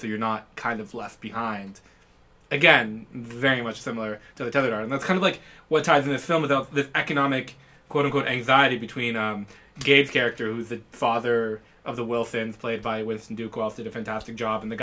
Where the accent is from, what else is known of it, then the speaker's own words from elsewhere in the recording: Ontario, Canada; we grew up in Canada, in particular Ontario